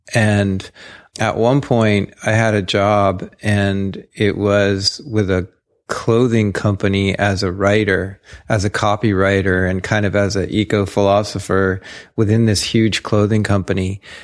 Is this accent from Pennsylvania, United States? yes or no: yes; South Central Pennsylvania, United States; I grew up in Pennsylvania, a very suburban existence, but suburbia then, you know, was being carved out of the forests and the old farms there in South Central Pennsylvania.